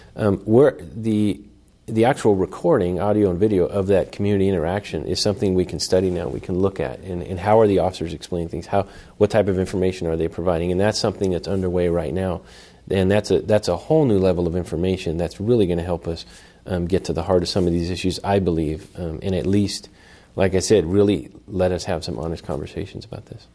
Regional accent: Oakland, California, United States; I'm born and raised in Oakland in the Fruitvale District

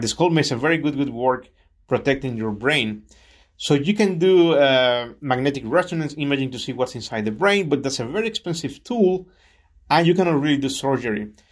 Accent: Chiapas, Mexico; moved away as an adult; also born or lived in Mexico City; now in California, United States; my family moved to Chiapas, which is what I call home

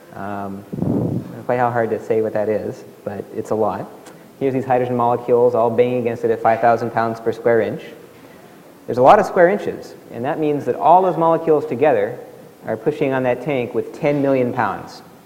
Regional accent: Alaska, United States; where I grew up in Alaska, zero degrees

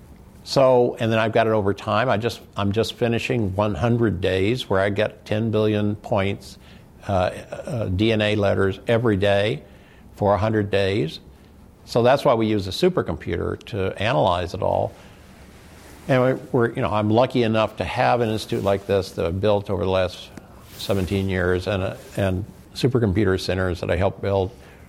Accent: Midwest, United States; now in San Diego, United States; when I came here to San Diego in 2000, and I was from the Midwest, and I was overweight, and I didn't exercise

